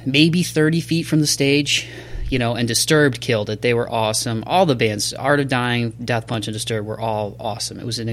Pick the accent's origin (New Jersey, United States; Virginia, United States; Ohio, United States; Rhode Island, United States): Ohio, United States; Toledo; my hometown of Toledo, Ohio.